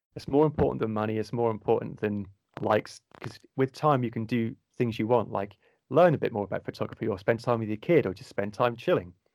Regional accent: Cornwall, South West England, United Kingdom; accent: Cornwall tint; a low soft or cornwall tint to my voice accent

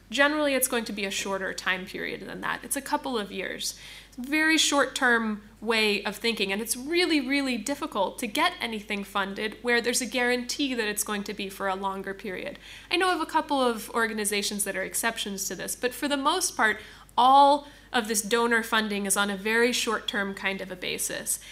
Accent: United States; I'm coming from the United States

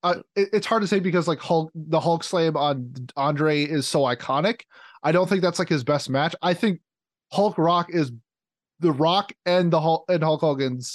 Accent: Minnesota, United States; I'm from Minnesota

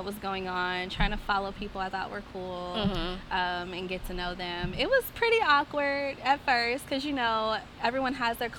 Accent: Indianapolis, Indiana, United States; moved away as an adult; now in Jackson, United States; So I am from Indianapolis

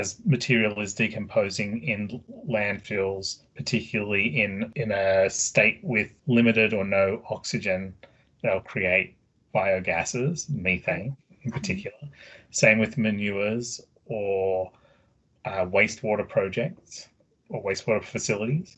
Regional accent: Australia; moved away as an adult; now in Oregon, United States; I do have an accent. I'm originally from Australia, but I've lived here in Oregon for 12 years now

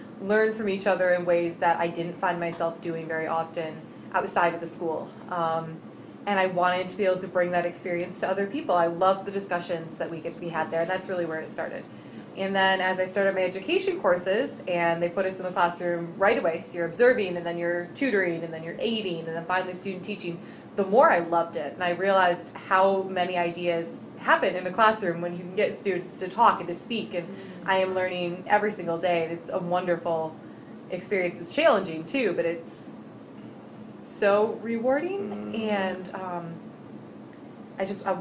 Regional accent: Grand Haven, Michigan, United States; also born or lived in Muskegon, Michigan; I was born in Grand Rapids, grew up in Grand Haven

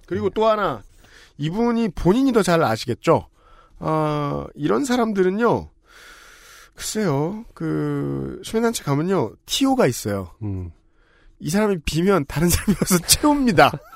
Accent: Seoul, South Korea; 이 서울에서 나고 자란 저는

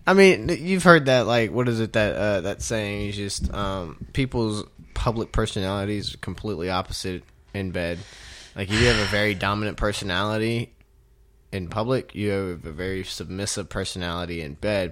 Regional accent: Houston, Texas, United States; Houston, Texas, which is my hometown.

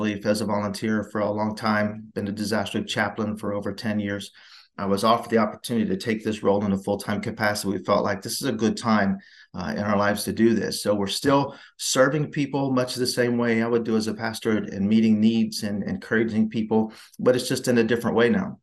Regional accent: Ohio, United States; I grew up in Ohio

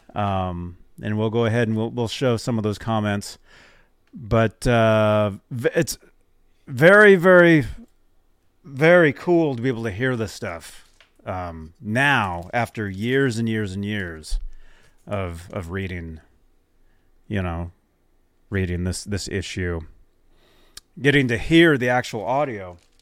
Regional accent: Phoenix, Arizona, United States; I grew up in Phoenix.

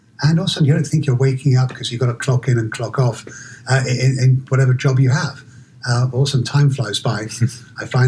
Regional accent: London, United Kingdom; moved away as an adult; also born or lived in Oxford; now in Seattle, United States; I'm originally from London, born and raised in London

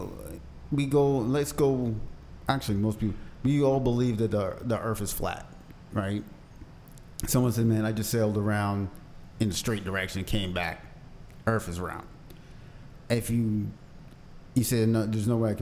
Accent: East Hartford, Connecticut, United States; I'm in high school in Hartford

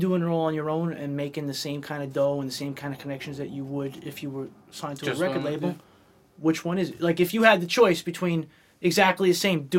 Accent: New York City, New York, United States; I come from Brooklyn. It happened in my hometown first

